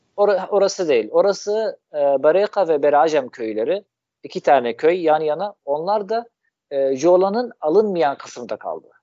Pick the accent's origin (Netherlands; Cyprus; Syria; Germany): Syria; Damascus, Damascus Governorate; Turkish is a second language; moved away as an adult; also born or lived in Mersin, Turkey; now in Adana, Turkey; Şam'da doğdum. Orada büyüdüm. 18 ee, yaşıma kadar orada yaşıyordum.